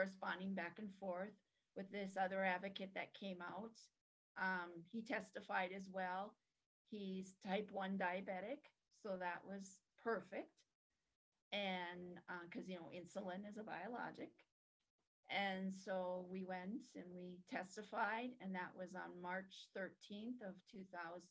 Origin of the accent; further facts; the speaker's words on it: North Dakota, United States; I was from North Dakota